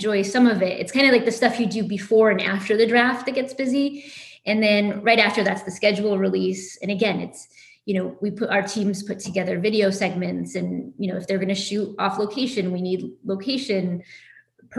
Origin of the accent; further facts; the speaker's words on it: Bristol, Connecticut, United States; I'm actually from Bristol, Connecticut, which is a big sports town, home of ESPN.